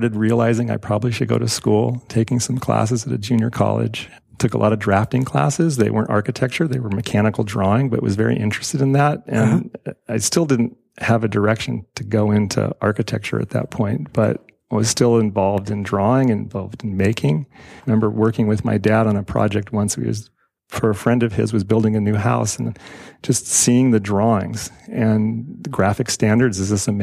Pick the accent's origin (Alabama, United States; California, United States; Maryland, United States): California, United States; Carmel; I grew up in Carmel